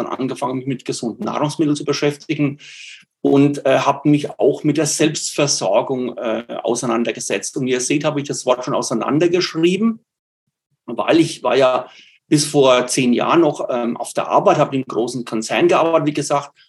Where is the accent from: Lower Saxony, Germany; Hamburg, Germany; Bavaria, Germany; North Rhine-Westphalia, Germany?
Bavaria, Germany; accent: Franconian dialect; Ich komme aus Bayern, aus Nordbayern, aus der Nähe von Würzburg. Und da hat man eben diesen fränkischen Dialekt. Ich versuche es also so gut es mir geht, ähm, Hochdeutsch zu sprechen.